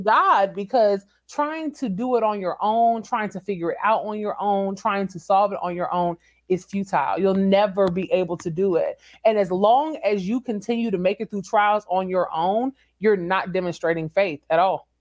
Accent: San Antonio, Texas, United States; moved away; also born or lived in Washington, D.C.; San Antonio is my hometown

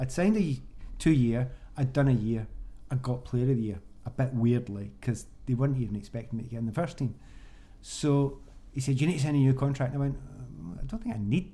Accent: Glasgow, Scotland, United Kingdom; moved away as an adult; I came from the East End of Glasgow

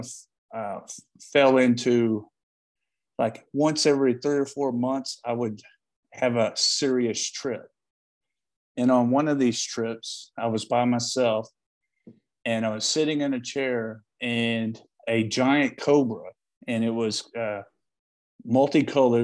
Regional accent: Paris, Texas, United States; also born or lived in Austin, Texas; one of four watchmaking schools in the United States happened to be in my hometown of Paris, Texas

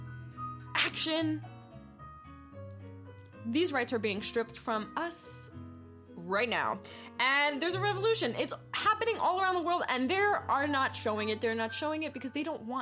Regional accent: East Coast, United States; moved away; also born or lived in New York / Pennsylvania; I'm originally from the East Coast, so I've lived in New York, I lived in Pennsylvania

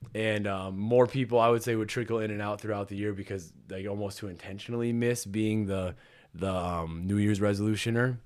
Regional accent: Pemberton, Minnesota, United States; also born or lived in Saint Clair, Minnesota; I am originally from Pemberton.

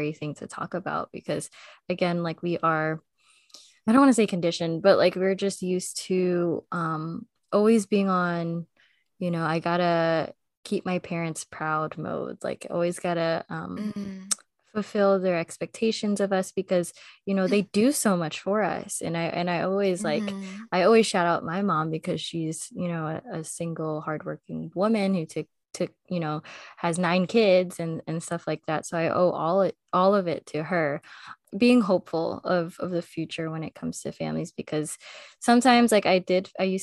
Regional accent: United States; for me as an American

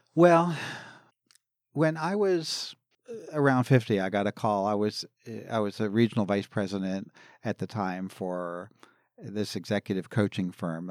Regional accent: Philadelphia, Pennsylvania, United States; I grew up in Philadelphia, the Philadelphia area

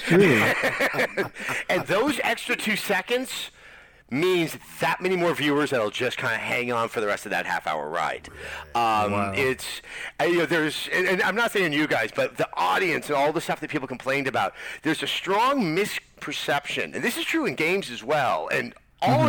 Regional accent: Berkeley, California, United States; I grew up in Berkeley

